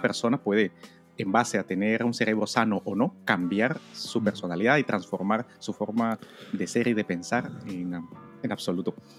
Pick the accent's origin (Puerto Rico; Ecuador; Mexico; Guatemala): Guatemala; yo crecí en Guatemala